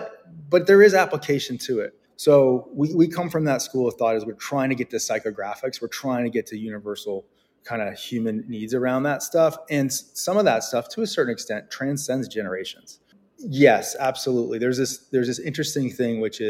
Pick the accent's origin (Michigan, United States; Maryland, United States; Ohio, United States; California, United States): California, United States; Bay Area, Silicon Valley; born or raised there; moved away as an adult; now in New York, United States